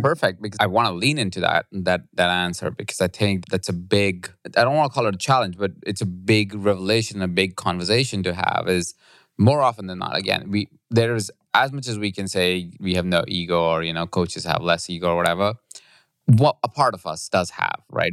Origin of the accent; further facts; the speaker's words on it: India; moved away; I grew up in India